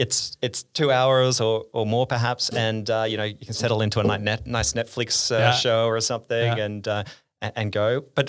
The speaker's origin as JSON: {"language": "English", "town": "Sydney", "region": "New South Wales", "country": "Australia", "moved": "as an adult", "lives_now": "Amsterdam, Netherlands", "said": "I'm from Sydney."}